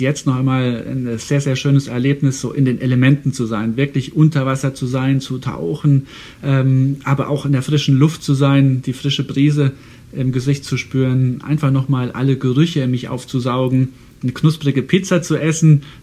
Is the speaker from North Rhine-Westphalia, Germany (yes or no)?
no; Saarland, Germany; Also ich komme ja aus dem Saarland und das Saarland war, als ich ein kleiner Junge war, ein Tieffluggebiet.